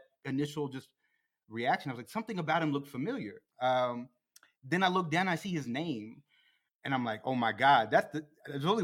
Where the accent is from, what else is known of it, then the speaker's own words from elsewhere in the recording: Plano, Texas, United States; from Plano like we are